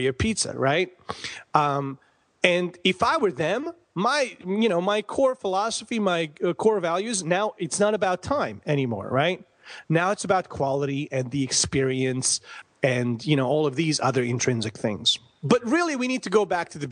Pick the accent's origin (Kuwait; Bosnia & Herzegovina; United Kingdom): Bosnia & Herzegovina; also born or lived in Croatia / Tucson, United States; now in United States; I am from Bosnia, born and raised. I came to the United States in 95